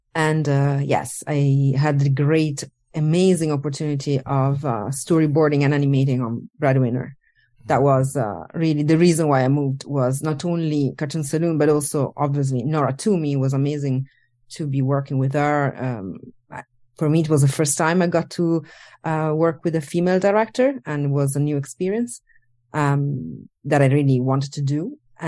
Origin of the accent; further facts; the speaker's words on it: Italy; born there; English is a second language; moved away; I was born in Italy, and I worked across Europe, more or less everywhere.